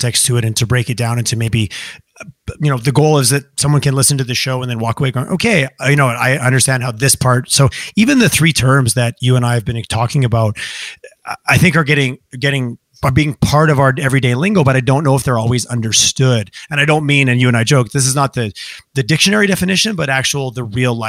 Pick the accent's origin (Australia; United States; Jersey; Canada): Canada; growing up in Canada, sometimes we grew up in a very monocultured society